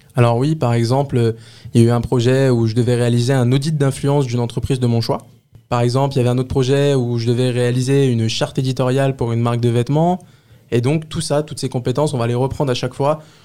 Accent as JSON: {"language": "French", "town": "Les Lilas", "region": "Île-de-France", "country": "France", "tie": "born or raised there", "said": "je viens du 93, la ville des Lilas. J'ai vécu là-bas toute ma vie. J'ai grandi là-bas"}